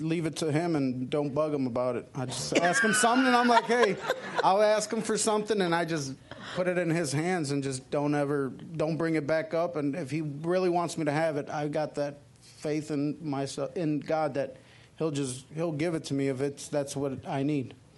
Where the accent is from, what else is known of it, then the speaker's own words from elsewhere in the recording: Chicago, Illinois, United States; I grew up in Chicago